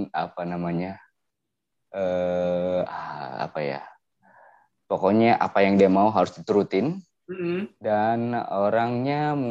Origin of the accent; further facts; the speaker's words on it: Subang, West Java, Indonesia; dari Subang